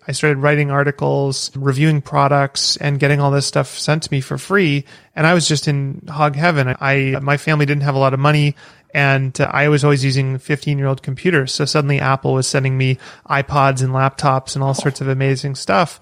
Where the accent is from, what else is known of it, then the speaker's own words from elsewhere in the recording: Vancouver, British Columbia, Canada; also born or lived in Victoria; I'm from Canada, grew up in Vancouver, which is a pretty big city